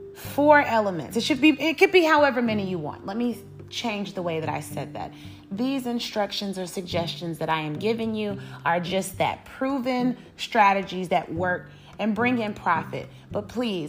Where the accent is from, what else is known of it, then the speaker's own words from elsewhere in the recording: Chicago, Illinois, United States; Growing up in Chicago, Illinois